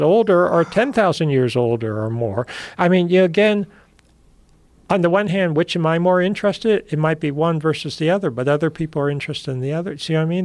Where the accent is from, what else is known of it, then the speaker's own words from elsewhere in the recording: United States; I'm American